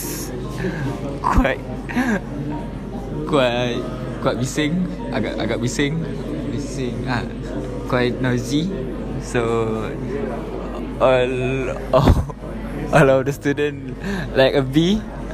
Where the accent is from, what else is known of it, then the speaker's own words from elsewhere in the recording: Batu Pahat, Johor, Malaysia; English is a second language; I'm come from Batu Pahat, Johor.